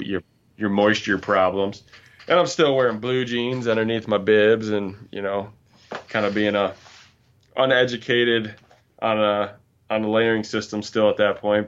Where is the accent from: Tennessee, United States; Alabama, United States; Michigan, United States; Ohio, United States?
Michigan, United States; Grand Rapids; I'm from Michigan, um, born and raised in Grand Rapids, but moved up to northern Michigan, uh, a few years ago